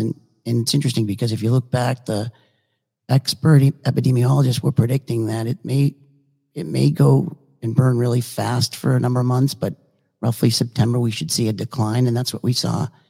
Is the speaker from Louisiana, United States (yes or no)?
no; Boston, Massachusetts, United States; now in Naples, United States; I grew up in Boston